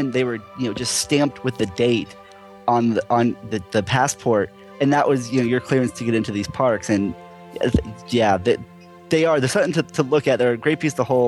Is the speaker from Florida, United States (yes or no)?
yes; Central Florida, United States; I grew up in Central Florida.